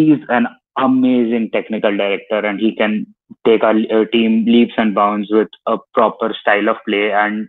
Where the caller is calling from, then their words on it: India; I'm from India.